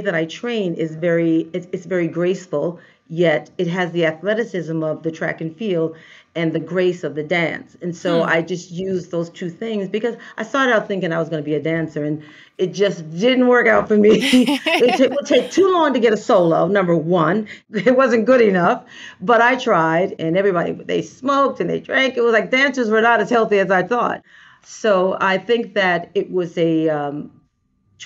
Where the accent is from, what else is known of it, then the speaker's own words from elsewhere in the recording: New York City, New York, United States; I am definitely a native New Yorker. I grew up in Brooklyn